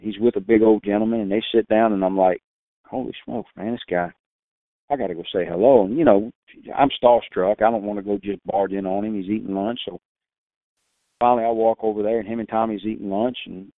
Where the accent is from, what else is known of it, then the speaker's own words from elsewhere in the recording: South Louisiana, United States; I loved calling ducks growing up in South Louisiana.